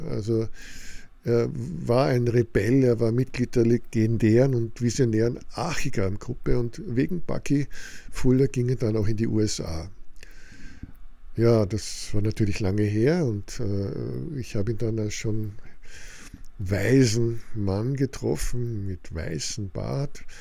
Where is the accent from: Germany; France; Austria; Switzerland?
Austria; das ist doch alles bei uns in Österreich Realität.